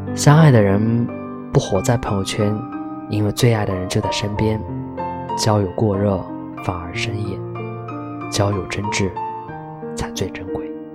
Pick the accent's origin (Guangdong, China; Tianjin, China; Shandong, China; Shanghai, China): Shandong, China; Qingdao; 我们都是青岛人